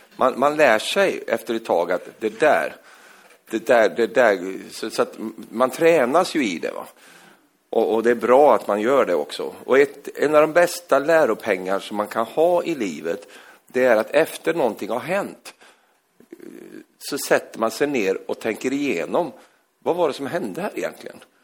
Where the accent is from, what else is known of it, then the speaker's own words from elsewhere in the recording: Norrland, Sweden; moved away; jag är ju egentligen från Norrland, uppe i Norrland